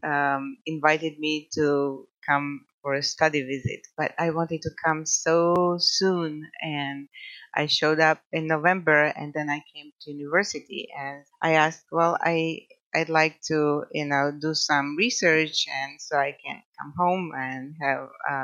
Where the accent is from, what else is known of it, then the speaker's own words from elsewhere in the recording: Croatia; English is a second language; moved away as an adult; also born or lived in California; now in Coarsegold, United States; by now you figured out my accent. So I'm originally from Croatia.